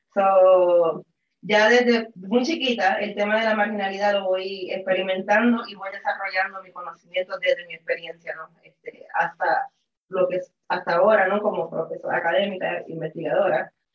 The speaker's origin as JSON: {"language": "Spanish", "country": "Puerto Rico", "said": "soy puertorriqueña"}